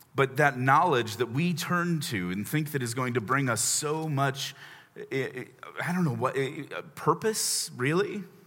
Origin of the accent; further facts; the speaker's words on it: Chicago, Illinois, United States; also born or lived in Indianapolis, Indiana; now in Washington, D.C., United States; I grew up in Chicago, but served a church in Indy for four years.